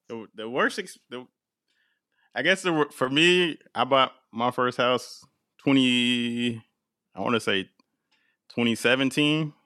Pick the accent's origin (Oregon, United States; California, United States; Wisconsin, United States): Oregon, United States; Portland; moved away as an adult; also born or lived in East Coast; growing up in Portland